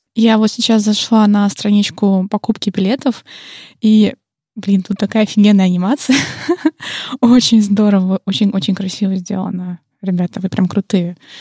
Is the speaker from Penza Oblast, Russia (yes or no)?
yes; Penza, Penza Oblast, Russia; Пенза — это, кстати, мой родной город